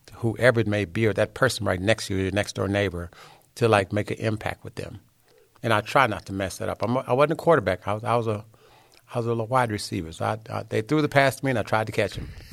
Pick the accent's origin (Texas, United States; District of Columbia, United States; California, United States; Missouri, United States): Texas, United States; Hillsboro; also born or lived in Dallas, Texas; I was born in a little small town called Hillsboro, Texas.